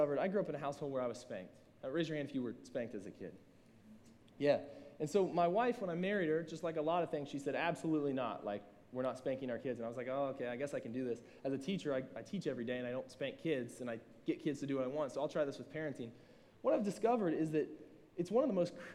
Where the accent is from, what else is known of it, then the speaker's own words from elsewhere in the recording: Southern Ohio, United States; I'm from Southern Ohio